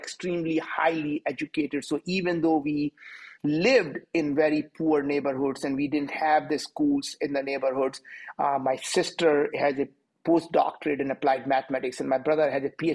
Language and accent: English; India; moved away as an adult; now in United States; I'm from India.